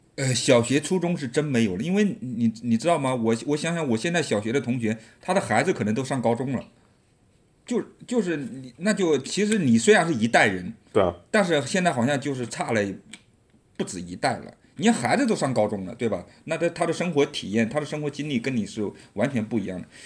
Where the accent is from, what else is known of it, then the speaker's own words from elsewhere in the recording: Subei, Jiangsu, China; Chinese is a second language; moved away as an adult; also born or lived in Northeast China; 我直接我就说我苏北的